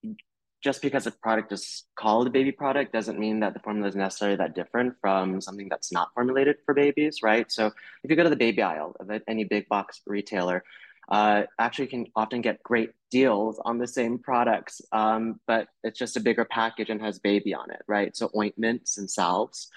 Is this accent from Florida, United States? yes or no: yes; North Florida, United States; I grew up in North Florida